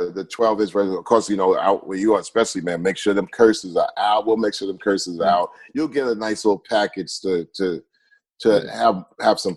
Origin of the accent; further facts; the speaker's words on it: Long Island, New York, United States; we're from Long Island. We're from New York